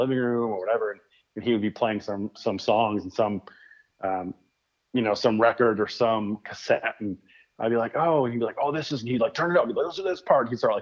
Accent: Flint, Michigan, United States; now in West Michigan, United States; I grew up in Michigan. I lived on the other side of the state, which was like basically two hours from where I live now. So grew up on the like Detroit side, Flint side of the state

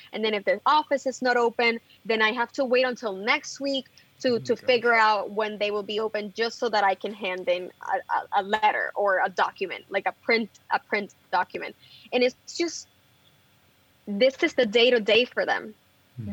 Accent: Bayamón, Puerto Rico; moved away as an adult; now in New York City, United States; I grew up in Bayamon. All my family is from Bayamon

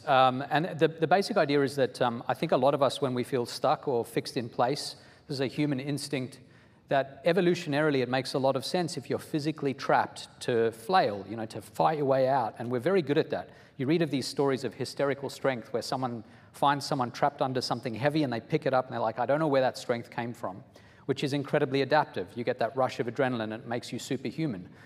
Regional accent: Australia; moved away as an adult; also born or lived in South Africa; now in United States; I am originally from South Africa, then I went to Australia, spent about 16 years there until I was in my early 20s, and then I've been in the US for about 20 years

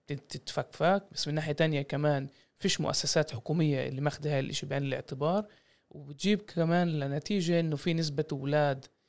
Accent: Jaffa, Tel Aviv District, Israel; انا من يافا واجدادي مرقوا النكبه

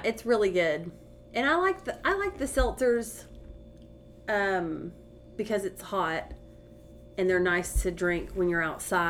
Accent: Athens, Texas, United States; also born or lived in Houston, Texas / Austin, Texas; I actually wasn't born in Athens. I was born in Houston. I hate to admit that, but I did move to Athens so when I was 6 weeks old.

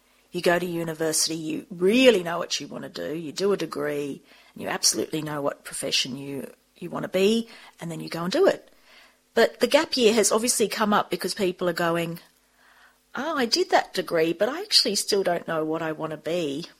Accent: Sydney, New South Wales, Australia; So I grew up in Sydney, though, and I studied at school.

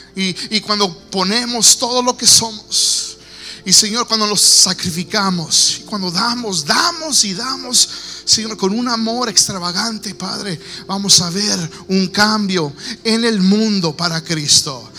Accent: Texas, United States; yo nací aquí en los Estados Unidos, yo soy aquí nativo de, Texas

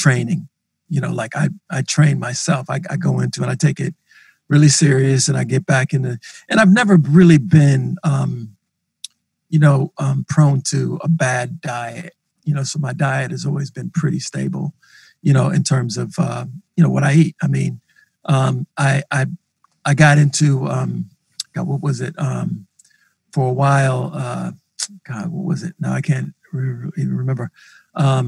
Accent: Minneapolis, Minnesota, United States; as a black man growing up in North Minneapolis

